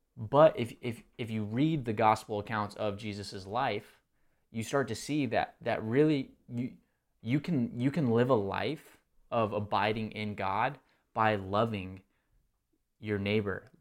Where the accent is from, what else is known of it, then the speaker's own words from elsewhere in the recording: Texas, United States; now in Marietta, Georgia, United States; born, or well, I wasn't born, um, in Texas, but grew up in Texas.